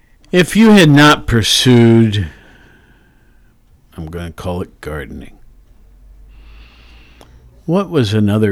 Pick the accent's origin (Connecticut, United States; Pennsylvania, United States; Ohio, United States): Ohio, United States; Worthington; also born or lived in Hawaii / Wyoming / Los Angeles; I have 4 years in Hawaii. But I'm from Worthington, Central Ohio.